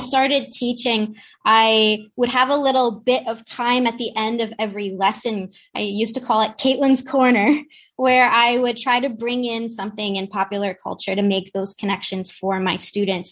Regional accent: Trenton, New Jersey, United States; we're both from the Trenton area in New Jersey

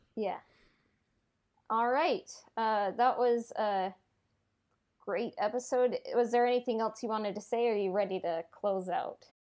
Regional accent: United States; I'm American

